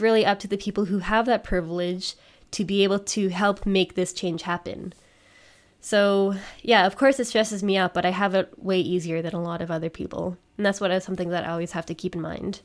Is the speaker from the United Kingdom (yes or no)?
no; Canada; now in Germany; I'm Canadian